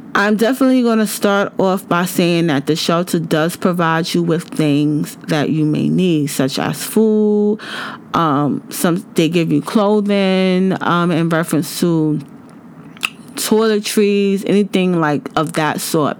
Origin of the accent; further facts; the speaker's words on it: United States; I'm from the United States